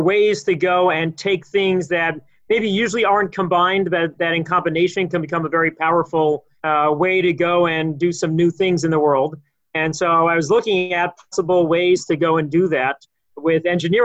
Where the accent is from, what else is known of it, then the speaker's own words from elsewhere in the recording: Los Angeles, California, United States; moved away as an adult; also born or lived in Israel / Philadelphia / Silver Spring; now in Boston, United States; where I'm from, I grew up in Los Angeles